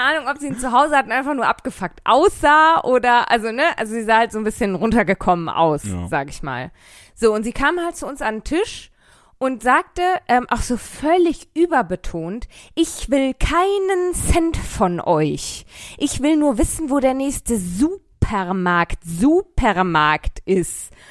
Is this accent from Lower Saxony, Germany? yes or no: no; Bochum, North Rhine-Westphalia, Germany; ich komme aus Bochum